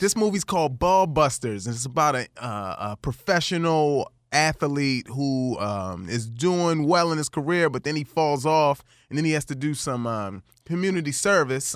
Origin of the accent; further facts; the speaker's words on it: Baltimore, Maryland, United States; I grew up in Baltimore, Maryland